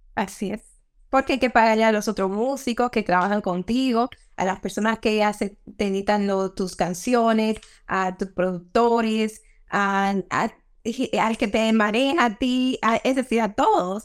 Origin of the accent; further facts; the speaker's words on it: Dominican Republic; como los dominicanos decimos